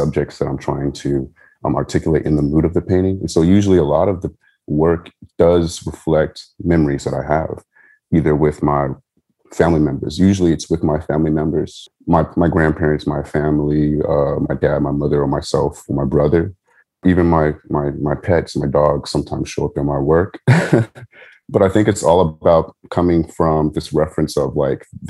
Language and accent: English; San Diego, California, United States; I grew up in San Diego, California